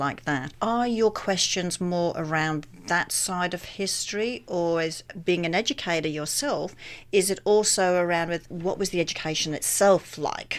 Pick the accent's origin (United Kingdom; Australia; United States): Australia; moved away; coming from Australia, 'cause we had similar issues in Australia